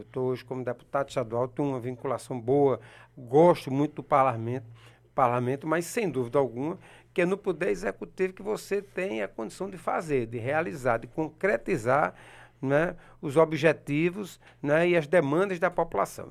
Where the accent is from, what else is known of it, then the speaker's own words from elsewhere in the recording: sertão of Paraíba, Brazil; now in João Pessoa, Brazil; Eu venho do interior do estado, venho do sertão da Paraíba